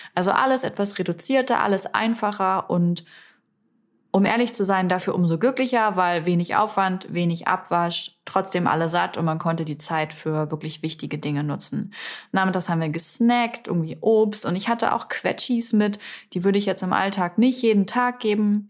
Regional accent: Salzwedel, Saxony-Anhalt, Germany; moved away; Salzwedel, also meine Heimatstadt

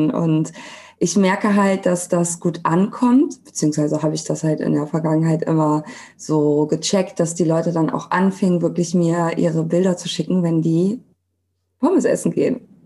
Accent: Cologne, North Rhine-Westphalia, Germany; genau, ein Name, den man gut aussprechen kann. Und ich komme aus Köln, ich bin 33

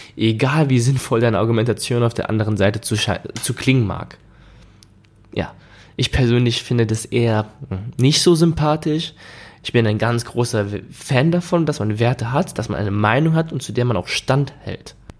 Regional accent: Germany; bei uns in Deutschland

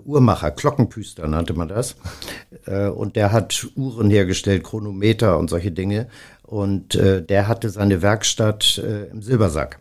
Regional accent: Stade, Lower Saxony, Germany; moved away as an adult; now in Hamburg, Germany; ich komme zwar, wie gesagt, aus Stade

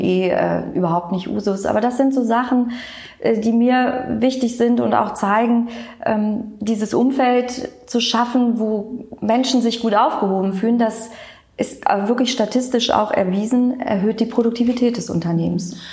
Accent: Cologne, North Rhine-Westphalia, Germany; Kölsches Mädchen bin ich. Das sage ich auch immer ganz gerne. Es gibt so wenig, die wirklich in Köln geboren sind.

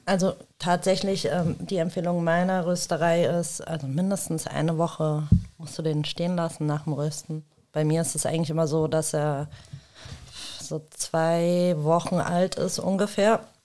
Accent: suburb of Rüsselsheim, Hesse, Germany; ich als, äh, als zwar nicht Rüsselsheimerin, ich bin äh, ja aus dem Vorort

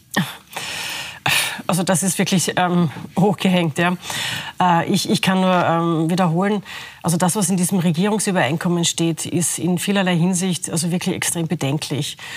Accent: Lower Austria, Austria; Ich bin Niederösterreicherin

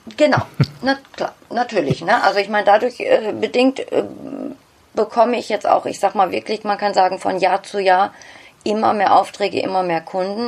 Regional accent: Bottrop, North Rhine-Westphalia, Germany; first language German; ich bin angesiedelt in Nordrhein-Westfalen, genauer gesagt im Ruhrpott in Bottrop. Okay. Dort ist mein, mein Heimatort

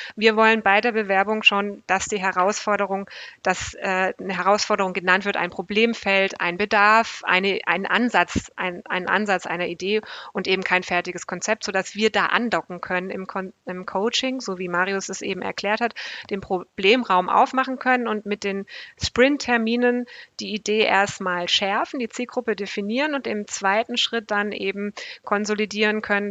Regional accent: Black Forest, Baden-Württemberg, Germany; im tiefsten Schwarzwald, wo ich aufgewachsen bin

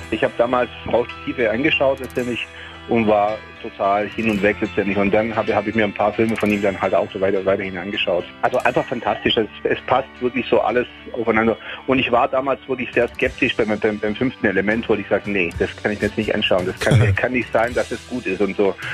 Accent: Taormina, Sicily, Italy; born there; Taormina ist dabei, zum Beispiel meine Geburtsstadt natürlich

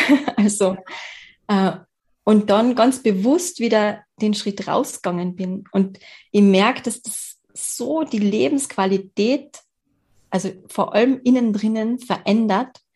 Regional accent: Carinthia, Austria; ich bin geboren in Kärnten und ich wohne auch in Kärnten

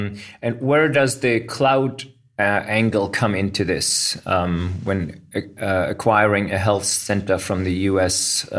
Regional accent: Berlin, Germany; I'm a tech lawyer in Berlin and already look forward to seeing many international colleagues in my hometown.

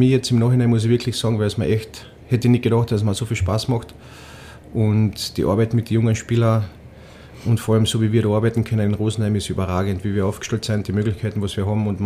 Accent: Austria; da oben als Österreicher fallst du in die Bayern-Ecken rein

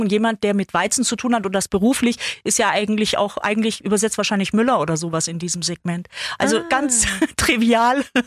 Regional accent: Ulm, Baden-Württemberg, Germany; Ich bin in Ulm geboren und komme da aus einer großen Gastarbeiterfamilie.

